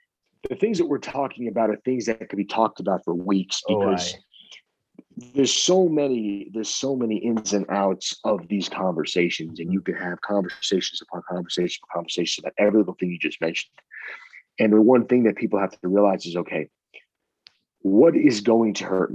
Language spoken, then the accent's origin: English; Long Island, New York, United States; I'm from Long Island.